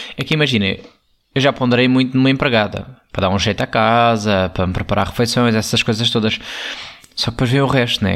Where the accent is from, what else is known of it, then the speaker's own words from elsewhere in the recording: Alentejo, Portugal; eu sou muito alentejano